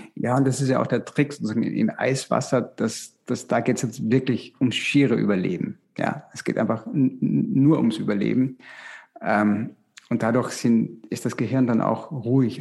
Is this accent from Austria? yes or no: yes; Styria, Austria; in der Steiermark, in, in, Österreich, wo ich herkomme